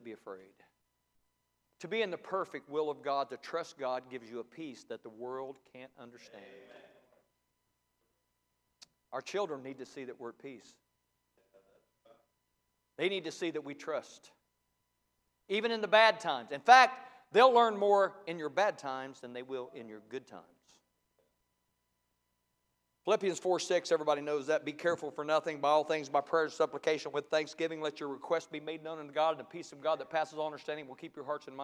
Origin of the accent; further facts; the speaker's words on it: Ohio, United States; I was raised in Ohio. I'm a Buckeye